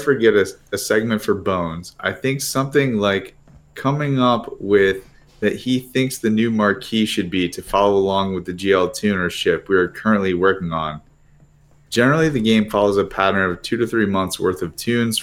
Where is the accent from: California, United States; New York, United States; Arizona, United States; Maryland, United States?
Maryland, United States; I'm from Maryland.